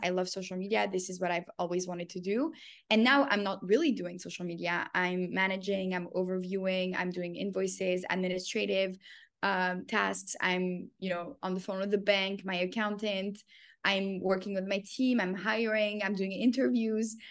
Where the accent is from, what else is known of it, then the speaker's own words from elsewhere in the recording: Canada; moved away as an adult; also born or lived in Paris, France / Tel Aviv, Israel / New York, United States; I was born in Paris. I grew up in Canada.